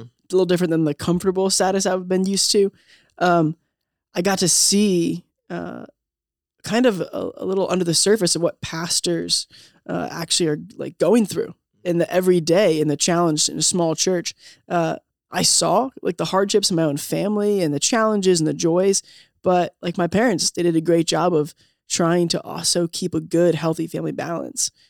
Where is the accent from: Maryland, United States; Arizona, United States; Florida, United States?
Maryland, United States; Southern; moved away as an adult; also born or lived in Delaware / Indiana; I grew up in Southern Maryland, a little bit in Delaware.